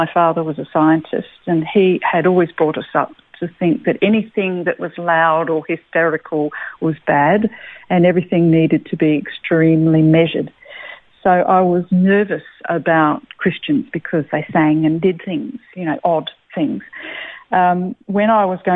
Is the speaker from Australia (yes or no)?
yes; Adelaide, South Australia, Australia; moved away as an adult; now in Melbourne, Australia; I was born in Adelaide, and so country family, had country farms all over the place